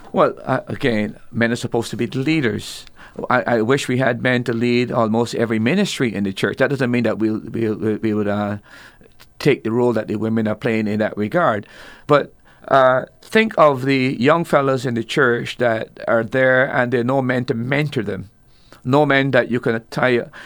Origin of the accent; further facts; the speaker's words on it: Barbados; I'm from Barbados